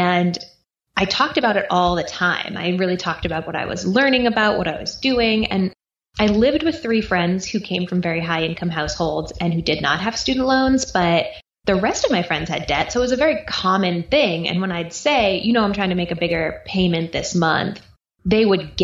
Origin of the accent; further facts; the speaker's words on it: East Coast, United States; now in Austin, United States; I grew up on the East Coast. I now live in Austin, Texas